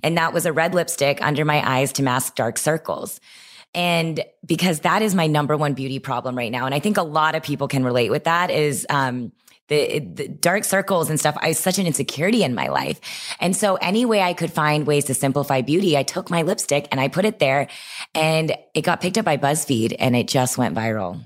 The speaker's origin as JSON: {"language": "English", "region": "Texas", "country": "United States", "tie": "born or raised there", "said": "I grew up in Texas"}